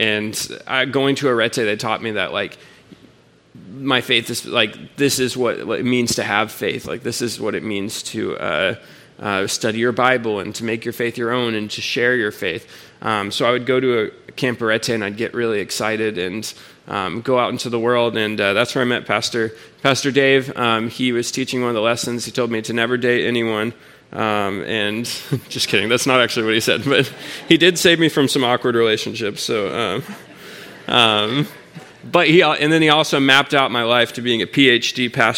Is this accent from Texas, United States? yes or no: yes; Houston, Texas, United States; I'm from Houston.